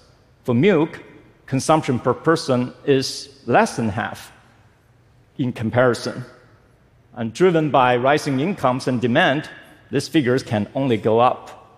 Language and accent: English; China; Growing up in China, I always see food as an integral part of my culture.